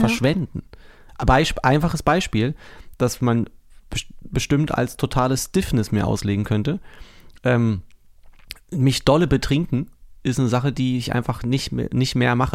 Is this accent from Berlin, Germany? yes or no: yes; Berlin, Germany; moved away as an adult; now in Brandenburg, Germany; Hier bin ich geboren. Ich bin aus Berlin